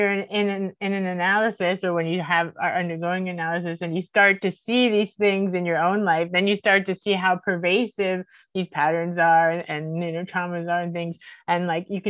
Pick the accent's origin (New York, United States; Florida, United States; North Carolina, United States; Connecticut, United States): Florida, United States; Miami; I'm from Miami